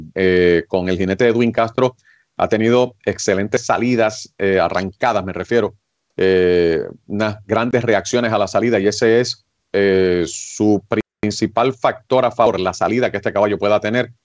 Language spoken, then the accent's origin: Spanish; Puerto Rico; feliz como puertorriqueño y como amante del deporte hípico